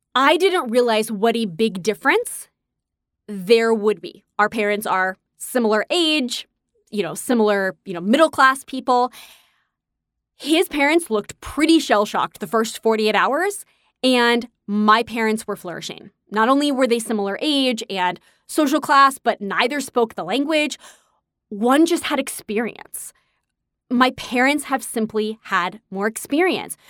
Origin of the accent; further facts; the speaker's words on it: New York, United States; I'm a New Yorker, so I'm used to walking